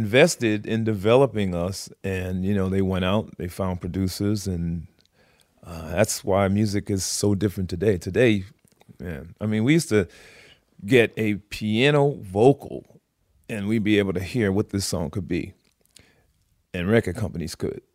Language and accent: English; Providence, Rhode Island, United States; my hometown of Providence, Rhode Island